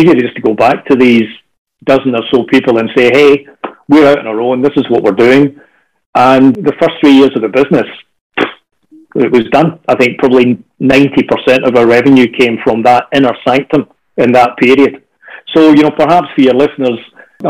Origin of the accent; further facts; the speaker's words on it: Scotland, United Kingdom; now in Australia; as a Scotsman